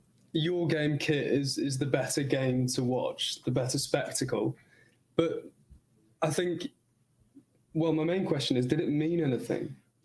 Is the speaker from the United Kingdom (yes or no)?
yes; England, United Kingdom; as an Englishman